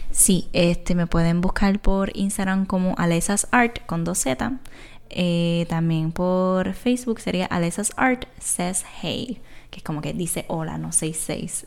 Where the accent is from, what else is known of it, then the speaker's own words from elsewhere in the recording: Isabela, Puerto Rico; soy artista de aquí de Puerto Rico, soy de Isabela